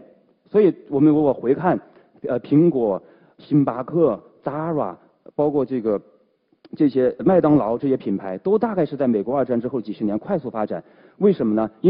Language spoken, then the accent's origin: Chinese; Changde, Hunan, China; accent: Hunan; moved away; also born or lived in Beijing; 我老家湖南常德